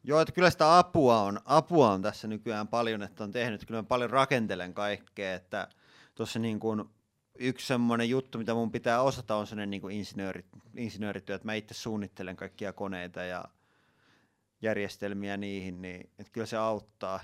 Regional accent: Tampere, Pirkanmaa, Finland; mä oon asunut koko ikäni Tampereella

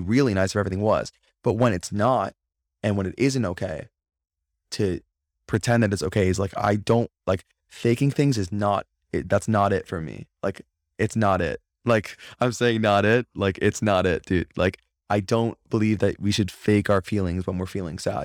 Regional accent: Florida, United States; also born or lived in Crown Heights, New York; now in New York, United States; growing up, it was, like, a normal thing 'cause I'm from Florida originally

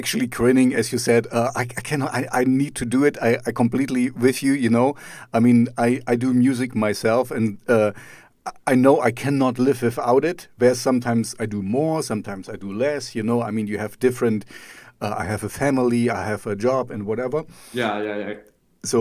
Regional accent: Germany; I'm German myself

